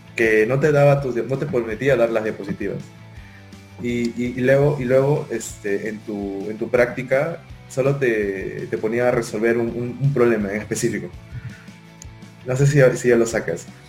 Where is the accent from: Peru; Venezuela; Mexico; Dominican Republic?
Peru; moved away as an adult; now in Lima, Peru; yo no soy de Lima, soy de provincia y cuando vine acá a Lima